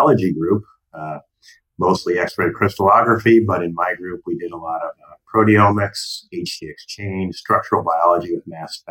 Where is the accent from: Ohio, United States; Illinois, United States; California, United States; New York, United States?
Illinois, United States; outside Chicago; moved away as an adult; also born or lived in Oregon / Delaware / San Diego; I was born in Oregon, went to high school outside Chicago